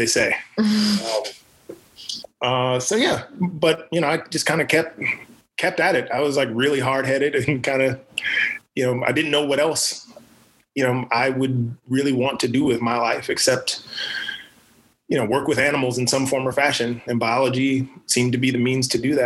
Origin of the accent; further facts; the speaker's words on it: Sumter, South Carolina, United States; moved away as an adult; also born or lived in Rochester, New York; now in Los Angeles, United States; I was raised in South Carolina, in the deep South, raised in a small town called Sumter